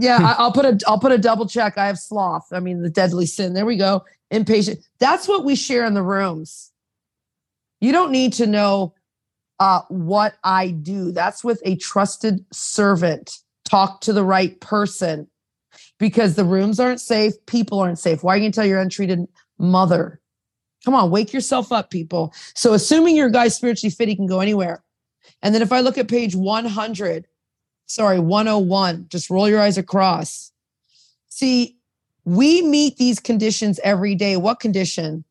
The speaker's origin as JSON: {"language": "English", "country": "United States", "tie": "born or raised there", "moved": "yes", "lives_now": "Toronto, Canada", "said": "I was raised in America and then I'm I've been here 30 years in Canada"}